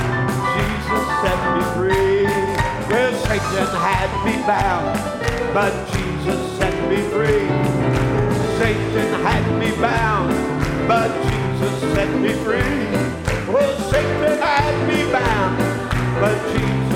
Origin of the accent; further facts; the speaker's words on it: United States; I'm American